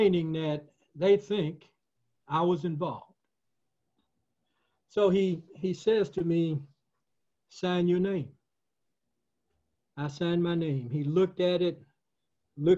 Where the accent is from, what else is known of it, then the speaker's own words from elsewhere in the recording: Camilla, Georgia, United States; also born or lived in Bainbridge, Georgia; then moved to Camilla, Georgia with my mother and father